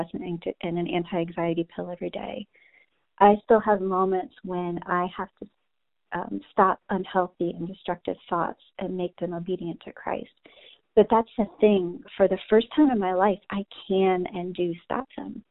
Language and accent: English; New Jersey, United States; moved away as an adult; now in Texas, United States; I'm originally from New Jersey, but about 2 years ago, God uprooted me and moved me to Texas